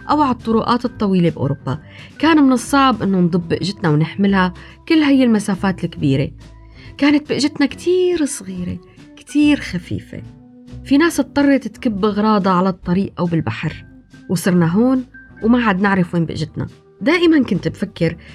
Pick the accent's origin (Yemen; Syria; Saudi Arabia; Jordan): Syria; والحقيقة حياتنا كانت دائما كسوريين مليانة بالبأج والصرر عبر التاريخ